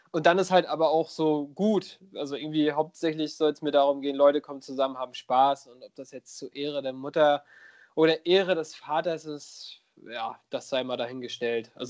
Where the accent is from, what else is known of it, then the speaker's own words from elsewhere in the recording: Schwerin, Mecklenburg-Vorpommern, Germany; ich will jetzt gar nicht auf meine Heimat rumhacken, aber gerade so, äh, so in Schwerin und Umgebung